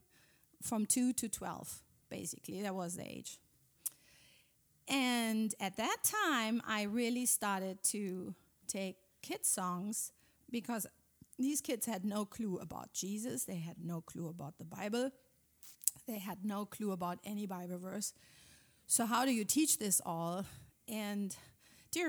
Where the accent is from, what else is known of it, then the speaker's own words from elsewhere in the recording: Germany; English is a second language; moved away as an adult; Yeah, I'm from Germany. We live here since 14 years. Came here with our 4 sons 14 years ago